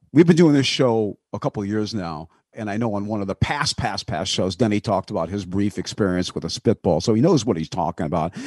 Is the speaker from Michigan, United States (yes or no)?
yes; Detroit, Michigan, United States; I met Van Patrick, who was a hero of mine, broadcasting hero growing up in Detroit.